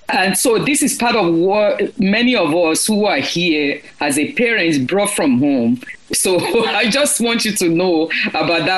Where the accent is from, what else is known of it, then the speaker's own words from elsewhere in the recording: Lagos, Nigeria; now in United States; I'm Yoruba myself, okay, born in Lagos